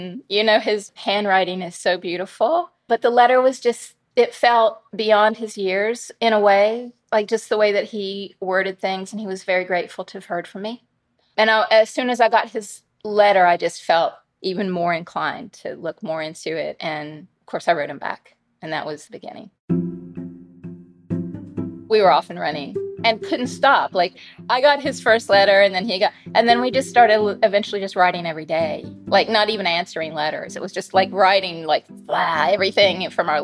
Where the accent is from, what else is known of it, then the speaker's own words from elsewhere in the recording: West Virginia, United States; moved away; growing up in West Virginia in a very fundamentalist church, community, family